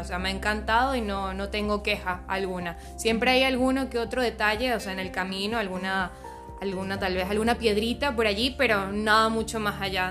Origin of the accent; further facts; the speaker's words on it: San Cristóbal, Táchira, Venezuela; moved away as an adult; also born or lived in Apure, Venezuela; now in Argentina; donde yo nací, que es Táchira, en San Cristóbal específicamente, pero siempre me mantuve en esas dos zonas